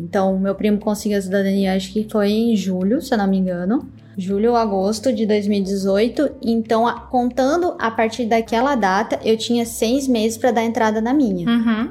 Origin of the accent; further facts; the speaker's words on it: Santa Catarina, Brazil; Santa Catarina, que é de onde eu venho, né, daquela região é mais forte. Então eu cresci ouvindo pessoas falarem em dialeto italiano.